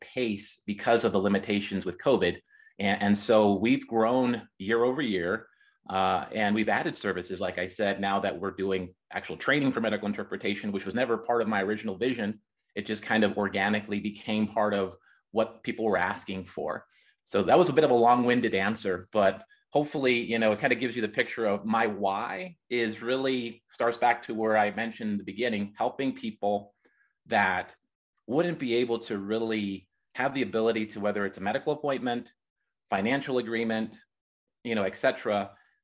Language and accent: English; Reading, Pennsylvania, United States; moved away as an adult; now in Colorado, United States; I'm originally from Pennsylvania, Reading, Pennsylvania, the Reading Railroad and Monopoly Board, that's where I was born